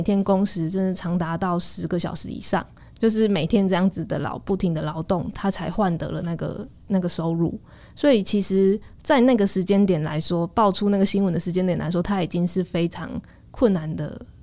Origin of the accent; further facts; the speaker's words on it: Changhua County, Taiwan; moved away; also born or lived in Taipei; 我本来在台北，因为我是彰化人